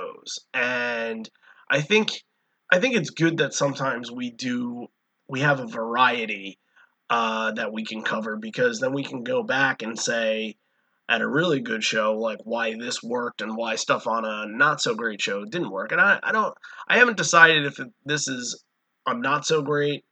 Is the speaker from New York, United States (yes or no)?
yes; Islip, New York, United States; moved away; I'm from Islip